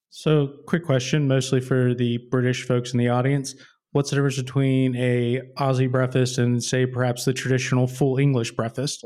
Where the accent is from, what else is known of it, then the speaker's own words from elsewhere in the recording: United States; I'm American